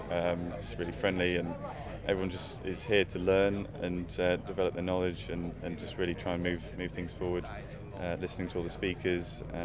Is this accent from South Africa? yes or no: no; Lincolnshire, East Midlands, United Kingdom; I'm from Lincolnshire.